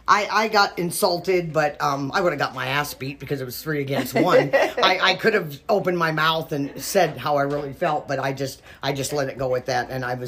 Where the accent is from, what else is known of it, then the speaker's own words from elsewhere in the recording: North Dakota, United States; now in California, United States; Originally North Dakota, but I moved here in 1964, so I say I'm from Cali.